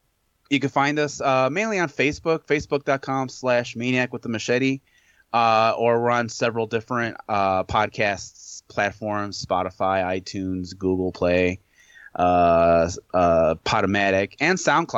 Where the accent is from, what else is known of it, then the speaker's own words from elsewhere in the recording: United States; Well, as an American